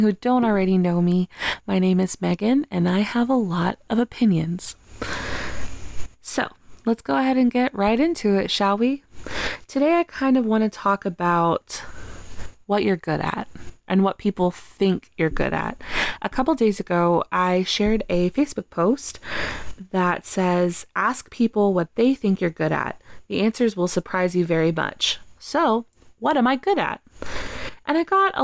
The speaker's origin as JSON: {"language": "English", "region": "Texas", "country": "United States", "tie": "born or raised there", "moved": "yes", "lives_now": "New York, United States", "said": "after I moved away from Texas and I moved to New York"}